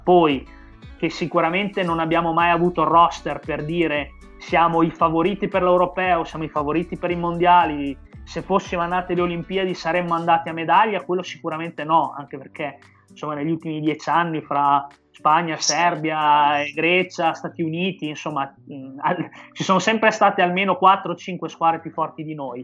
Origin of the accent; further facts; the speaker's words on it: Bologna, Emilia-Romagna, Italy; io sono di Bologna